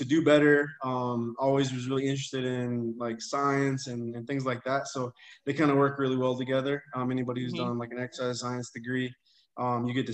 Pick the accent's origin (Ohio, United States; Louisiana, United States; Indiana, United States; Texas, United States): Texas, United States; growing up in Texas